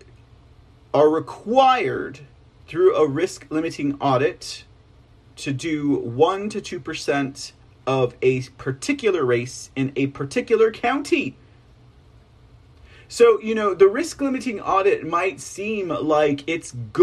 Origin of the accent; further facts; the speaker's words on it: Texas, United States; I'm from Texas.